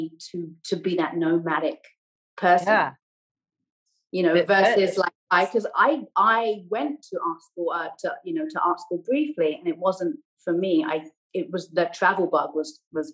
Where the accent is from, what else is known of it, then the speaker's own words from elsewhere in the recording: Buckinghamshire, South East England, United Kingdom; accent: English; also born or lived in Canada; now in Los Angeles, United States; Growing up in Buckinghamshire, which now I love, was so confining.